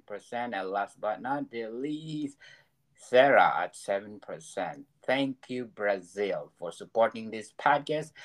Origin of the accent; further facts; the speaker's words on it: Philippines; now in Canada; I'm living in Canada, but I came from the island of the Philippines.